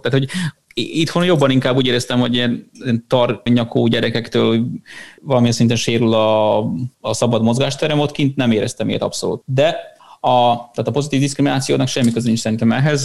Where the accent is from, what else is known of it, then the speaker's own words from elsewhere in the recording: Serbia; moved away as an adult; also born or lived in Vietnam; a választás ugye a szülőfalomra jutott, úgyhogy ezért jöttünk vissza Szerbiába